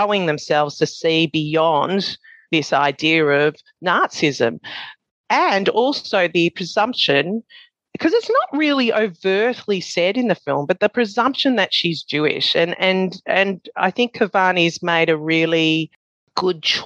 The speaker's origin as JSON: {"language": "English", "country": "Australia", "tie": "born or raised there", "said": "being an Australian, being brought up"}